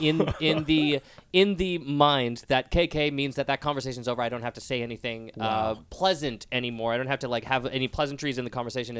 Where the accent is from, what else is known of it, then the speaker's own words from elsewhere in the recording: British Columbia, Canada; I'm from BC